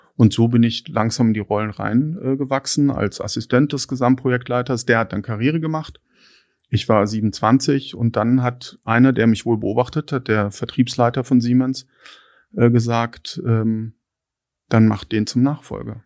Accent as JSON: {"language": "German", "area": "Lake Constance, near Konstanz", "region": "Baden-Württemberg", "country": "Germany", "tie": "born or raised there", "also_born_or_lived": "Hattingen / Erlangen", "moved": "yes", "lives_now": "Berlin, Germany", "said": "bin dann in, in Hattingen bei Bochum geboren und dann mit vier Jahren an den Bodensee gezogen, auf ein kleines Dorf bei Konstanz, ähm, wunderschön. Mhm. Dann dort meine, mein Abitur gemacht"}